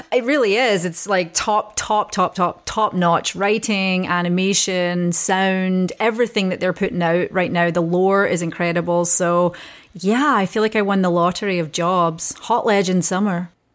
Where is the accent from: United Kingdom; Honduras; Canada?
United Kingdom; Scotland; being Scottish